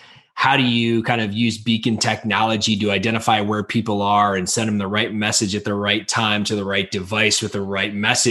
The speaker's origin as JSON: {"language": "English", "town": "Chicago", "region": "Illinois", "country": "United States", "tie": "born or raised there", "said": "I grew up in Illinois from Chicago"}